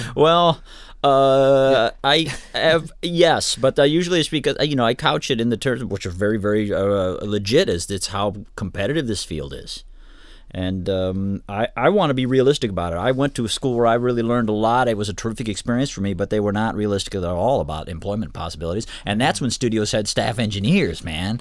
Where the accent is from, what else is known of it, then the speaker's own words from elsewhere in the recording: Ann Arbor, Michigan, United States; now in Kalamazoo, United States; I grew up in Ann Arbor originally